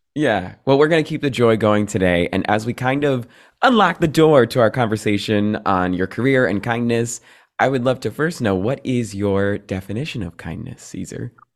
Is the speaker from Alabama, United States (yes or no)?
no; New Jersey, United States; I'm a Jersey boy